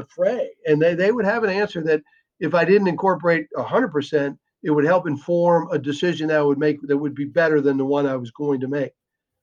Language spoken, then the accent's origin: English; United States; also born or lived in Ireland; being an American coach